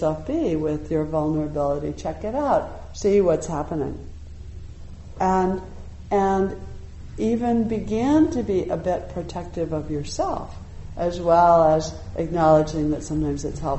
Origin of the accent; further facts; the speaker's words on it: United States; I'm an American